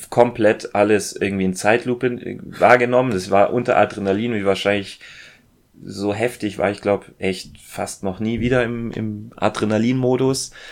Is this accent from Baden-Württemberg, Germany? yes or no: yes; Ulm, Baden-Württemberg, Germany; Ich bin eigentlich in Ulm aufgewachsen, ja.